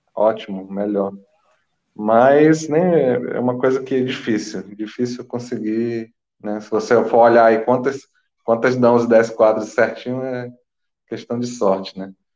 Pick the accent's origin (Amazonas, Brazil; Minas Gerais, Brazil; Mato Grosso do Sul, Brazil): Amazonas, Brazil; Manaus; moved away as an adult; also born or lived in São Paulo; now in Buenos Aires, Argentina; Eu sou nascido, criado em Manaus